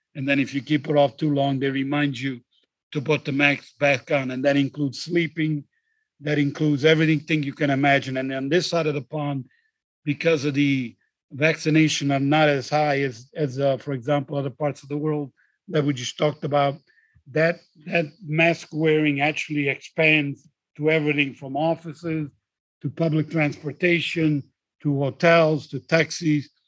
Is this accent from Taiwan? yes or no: no; just south of Rome, Lazio, Italy; moved away; I actually happen to be recording today from sunny Italy, from my hometown just south of Rome